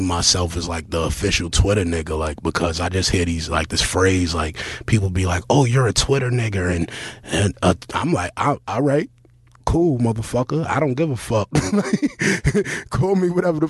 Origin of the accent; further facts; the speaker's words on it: New York City, New York, United States; Basically, I'm from Brooklyn, you know what I mean? From East New York